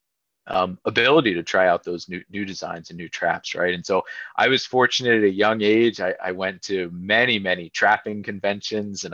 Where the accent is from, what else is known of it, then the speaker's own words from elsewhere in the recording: Lititz, Pennsylvania, United States; I was fortunate growing up in Lititz